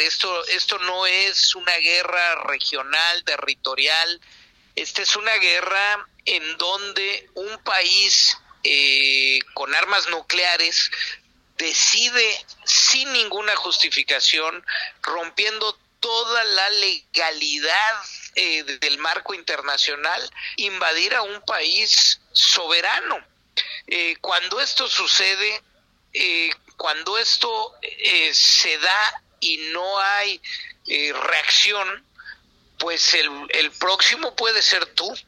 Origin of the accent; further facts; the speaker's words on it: Mexico; Estamos cuatro diputados mexicanos